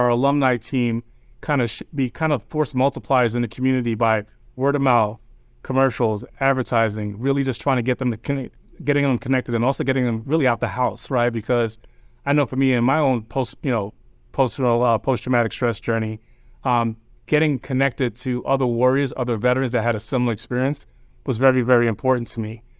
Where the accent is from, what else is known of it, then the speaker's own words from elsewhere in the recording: New York, United States; also born or lived in New Jersey; my family's originally from Jamaica. Um, I grew up in New York